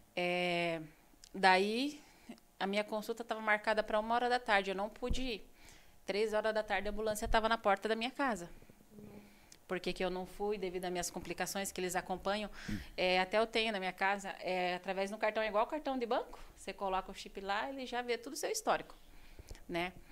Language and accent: Portuguese; São Paulo, Brazil; moved away as an adult; also born or lived in Registro, São Paulo / Spain; eu sou de uma cidade do interior de São Paulo, a cidade de Registro. Eu nasci lá